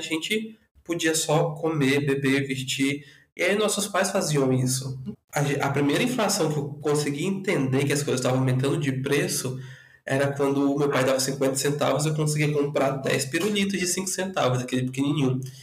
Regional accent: Porto Velho, Rondônia, Brazil; also born or lived in Rio Branco, Acre; now in São Paulo, Brazil; sou natural de Porto Velho, Rondônia, mas metade da minha vida morei em Porto Velho e a outra metade morei em Rio Branco, no Acre

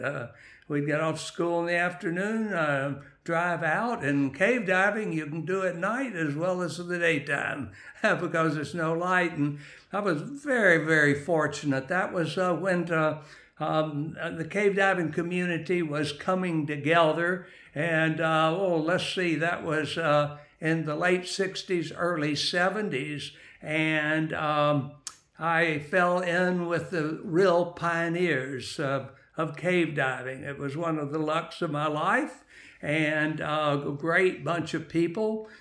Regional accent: West Texas, United States; moved away as an adult; now in Jacksonville, United States; I am originally from, um, West Texas

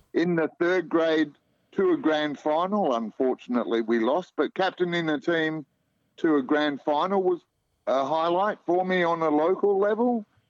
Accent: Melbourne, Victoria, Australia; moved away as an adult; now in Perth, Australia; I grew up in Melbourne, eldest of four kids

